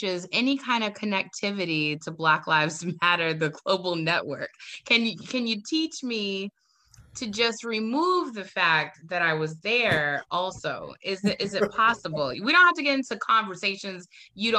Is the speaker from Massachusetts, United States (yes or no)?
yes; Boston, Massachusetts, United States; also born or lived in the Bronx; I'm born and raised in Roxbury